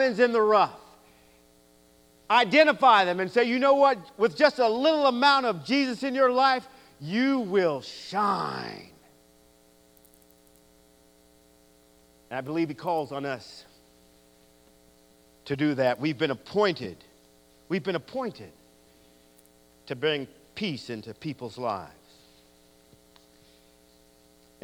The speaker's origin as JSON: {"language": "English", "town": "San Leandro", "region": "California", "country": "United States", "tie": "born or raised there", "moved": "yes", "lives_now": "Victorville, United States", "said": "growing up in the Church of Christ in San Leandro, California"}